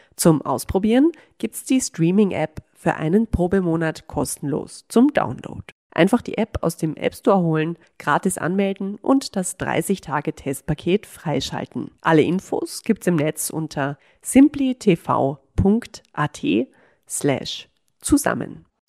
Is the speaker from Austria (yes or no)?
yes; Vienna, Austria; wir Wienerinnen